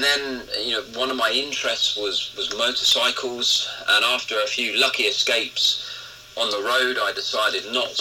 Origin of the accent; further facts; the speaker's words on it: Basingstoke, South East England, United Kingdom; I grew up in Basingstoke in Hampshire.